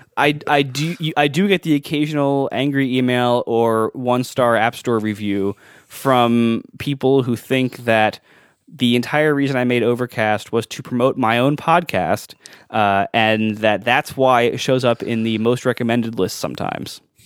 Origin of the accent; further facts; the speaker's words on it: Columbus, Ohio, United States; now in New York, United States; growing up in Columbus.